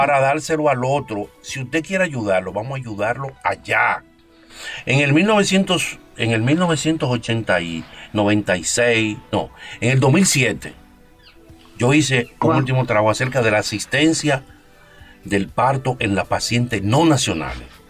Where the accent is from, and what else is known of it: Dominican Republic